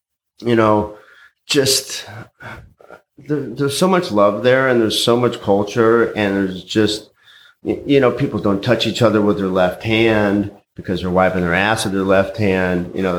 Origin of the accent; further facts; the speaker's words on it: Helena, Montana, United States; Originally, I'm from Montana. Grew up in Helena. I grew up on a yoga retreat ranch way in the mountains.